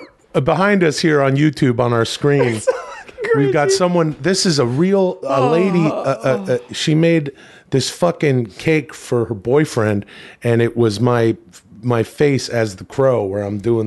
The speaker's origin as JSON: {"language": "English", "region": "Western Canada", "country": "Canada", "tie": "born or raised there", "said": "growing up in the Western Canadian suburbs, you know, you'd think that it would be all …, …, and …."}